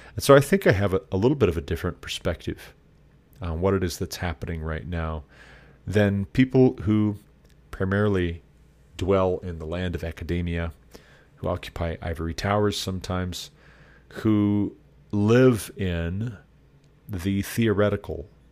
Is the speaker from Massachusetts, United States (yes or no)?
no; Montana, United States; the state of Montana, my home state.